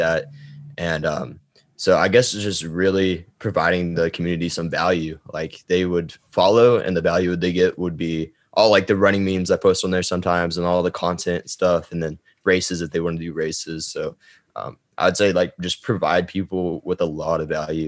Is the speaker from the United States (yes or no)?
yes; Gainesville, Texas, United States; Gainesville, Texas, which is where I lived and grew up and went to high school